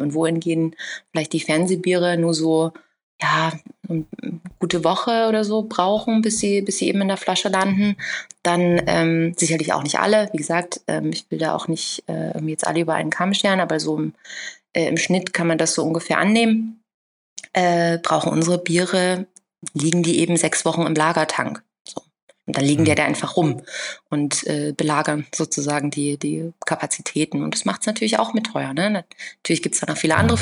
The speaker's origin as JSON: {"language": "German", "region": "Saxony", "country": "Germany", "tie": "born or raised there", "moved": "yes", "lives_now": "Berlin, Germany", "said": "ich bin gewachsen in Sachsen"}